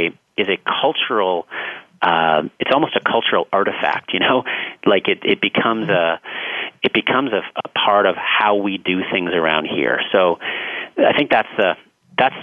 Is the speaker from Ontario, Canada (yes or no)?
yes; Toronto, Ontario, Canada; I'm from Toronto